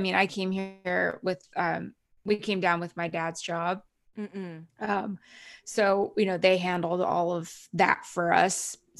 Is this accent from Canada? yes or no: yes; Canada; now in United States; Cause I'm actually Canadian too. I've been here for many, many years, but I'm going through the renewal of my green card.